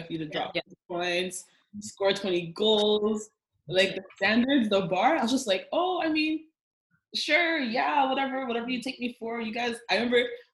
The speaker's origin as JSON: {"language": "English", "town": "Brampton", "region": "Ontario", "country": "Canada", "said": "Pro-black and pro-Italian because we're from Brampton"}